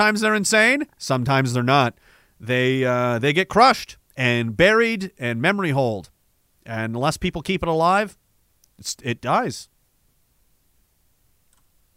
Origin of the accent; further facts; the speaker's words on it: Eastern Canada, Canada; moved away; also born or lived in Saskatchewan; I'm from Eastern Canada, obviously. That should be clear from listening to my terrible voice.